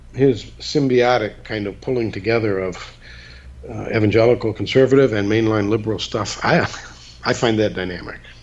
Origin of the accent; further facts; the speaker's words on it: Muskegon, Michigan, United States; I gave a lecture in my hometown of Muskegon, Michigan